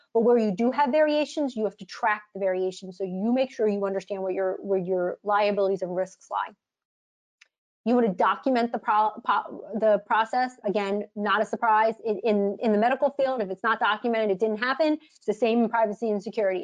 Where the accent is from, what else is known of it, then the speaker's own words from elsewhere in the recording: United States; I'm an American